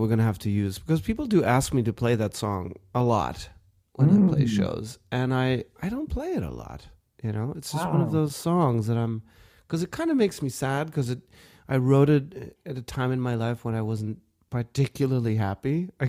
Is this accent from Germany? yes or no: yes; Germany; also born or lived in South Africa; now in United States; And I was still trying to adjust to my new life in America, you know, after growing up in Germany and in Africa and South Africa, you know, like everything was different here